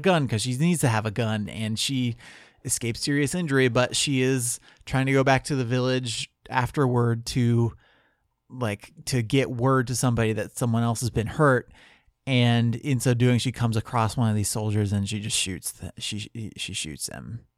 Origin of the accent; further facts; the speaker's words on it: United States; as an American